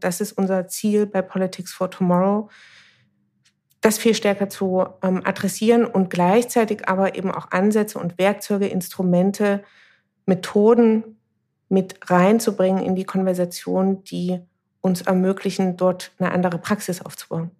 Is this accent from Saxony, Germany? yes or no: yes; Dresden, Saxony, Germany; Ich bin in Dresden geboren, gehöre zu der Generation der sogenannten Unberatenen, das heißt dritte Generation Ost.